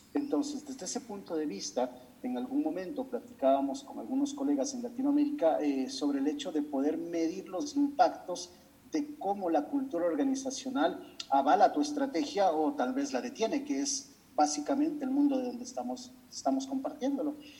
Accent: Ecuador; en mi país, en Ecuador

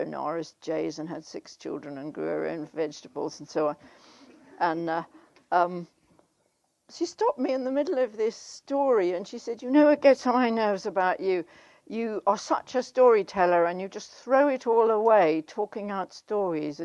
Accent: South Africa; moved away as an adult; I grew up in South Africa, which I left when I was 20 in 1963.

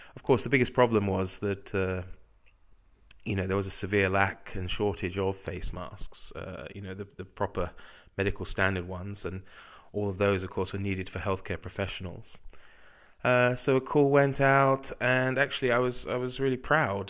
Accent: England, United Kingdom; moved away as an adult; now in Czech Republic; as an Englishman

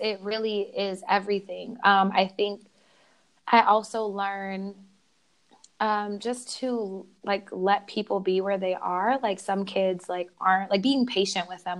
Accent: Oklahoma, United States; moved away as an adult; now in California, United States; I was actually born in California, but raised in Oklahoma

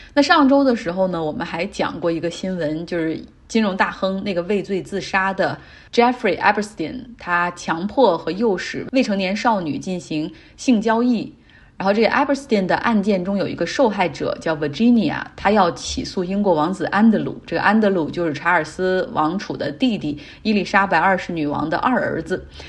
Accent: China; 但我们都知道中国人的这种周期最后会以春节为重新的一个开始

